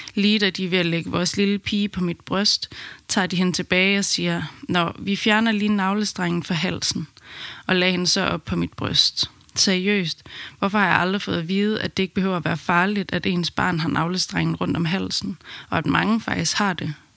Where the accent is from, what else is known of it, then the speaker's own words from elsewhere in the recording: Aarhus, Central Denmark Region, Denmark; moved away as an adult; now in Amsterdam, Netherlands; Vi kommer fra Aarhus, men besluttede midt i min graviditet, at vi ville flytte til Amsterdam under min barsel